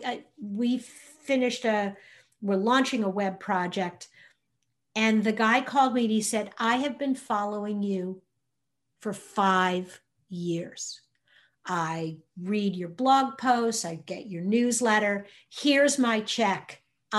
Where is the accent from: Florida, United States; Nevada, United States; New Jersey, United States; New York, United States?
New York, United States; now in Indiana, United States; I'm originally from New York